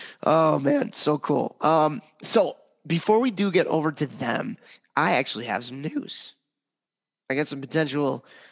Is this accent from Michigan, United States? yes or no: no; Chicago, Illinois, United States; moved away; So I grew up in Chicago.